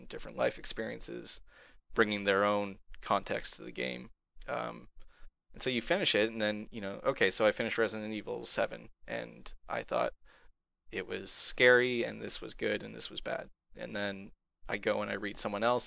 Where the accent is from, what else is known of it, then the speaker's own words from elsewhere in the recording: Canada; I'm a Canadian